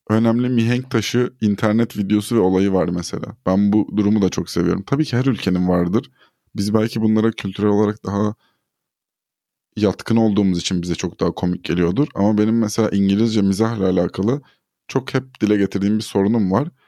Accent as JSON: {"language": "Turkish", "country": "Turkey", "first_language": "Turkish"}